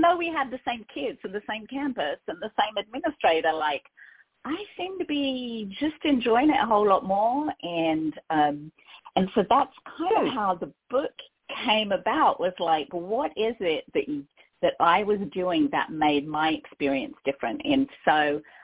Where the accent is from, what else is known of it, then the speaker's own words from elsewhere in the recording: London, United Kingdom; accent: Cockney; moved away as an adult; now in California, United States; I'm originally from London